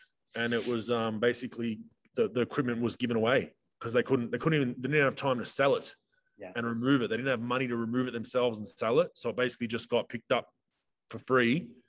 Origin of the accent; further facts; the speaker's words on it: Queensland, Australia; I'm from Queensland. There's a lady that just had to go to a funeral in New South Wales. She can't get back to her house.